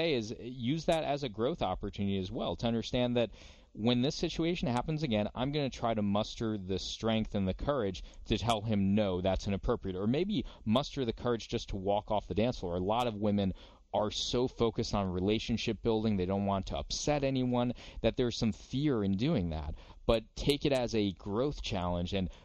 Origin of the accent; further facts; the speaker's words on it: United States; I'm American